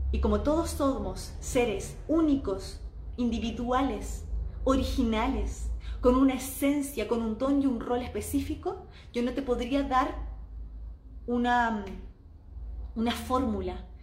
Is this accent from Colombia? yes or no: no; Chile; now in Mexico; en mi país en Chile